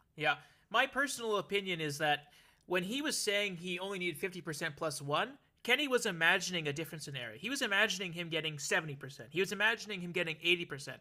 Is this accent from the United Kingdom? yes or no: no; Alberta, Canada; now in Ontario, Canada; my adopted home of Ontario, it's my hometown, Alberta, that still keeps calling back